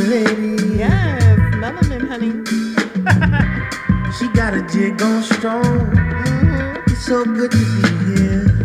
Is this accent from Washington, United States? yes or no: no; Los Angeles, California, United States; also born or lived in New York; a Los Angeles native, I mean, I'm all I represent all LA all day, even though sometimes I sound like I'm from New York, and I know some of y'all are straight up confused.